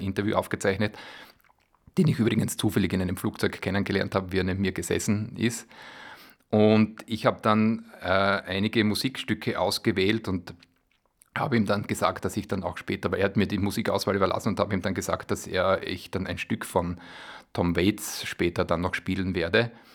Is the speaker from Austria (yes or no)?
yes; Bad Radkersburg, Styria, Austria; also born or lived in Graz / Vienna; Ich bin aus Halm das ist mm, ja, sechs Kilometer vor, vor Radgersburg, aber ich bin in Radgersburg ins Gymnasium gegangen